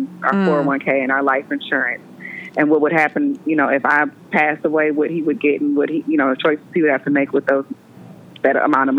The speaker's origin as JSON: {"language": "English", "town": "Milwaukee", "region": "Wisconsin", "country": "United States", "tie": "born or raised there", "also_born_or_lived": "Brown Deer, Wisconsin", "said": "I grew up in Hillside because that's where New Concept was."}